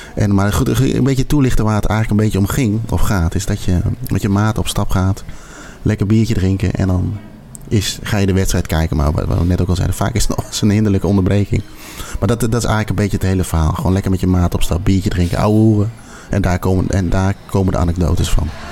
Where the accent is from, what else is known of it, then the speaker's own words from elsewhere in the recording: Netherlands; wij sowieso als Nederlander